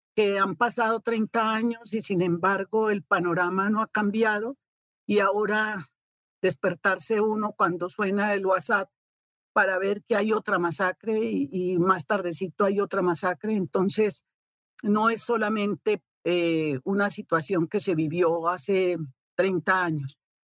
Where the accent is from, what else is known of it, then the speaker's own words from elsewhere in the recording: Colombia; moved away as an adult; now in Mexico; los colombianos que estábamos acá